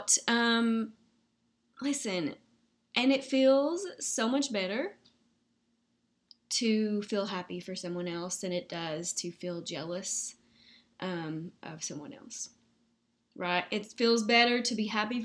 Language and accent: English; the South, United States; accent: Southern